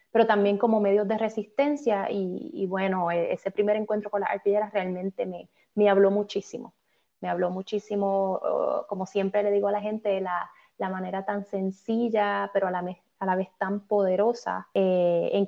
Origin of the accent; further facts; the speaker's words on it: Puerto Rico; moved away as an adult; now in Canada; Porque soy, soy puertorriqueña, llevo ya unos cuantos años en, Canadá